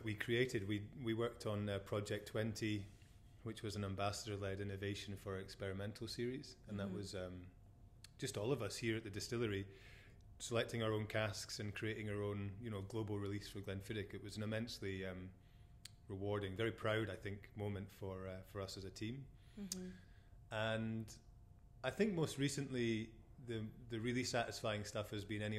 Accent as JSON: {"language": "English", "town": "Forres", "region": "Scotland", "country": "United Kingdom", "tie": "born or raised there", "also_born_or_lived": "Glasgow / Melbourne, Australia", "said": "born and bred in Forres"}